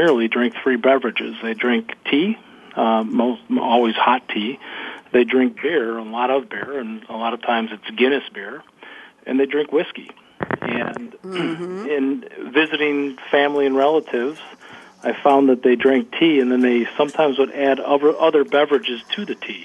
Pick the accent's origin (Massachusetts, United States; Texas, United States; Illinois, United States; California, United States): Illinois, United States; Chicago; when I grew up in Chicago